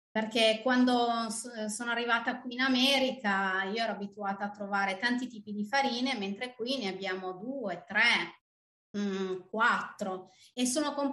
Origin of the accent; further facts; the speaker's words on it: Turin, Piedmont, Italy; moved away as an adult; now in Michigan, United States; io arrivo da Torino, sono, ehm, mi sono trasferita qui in Michigan sette anni fa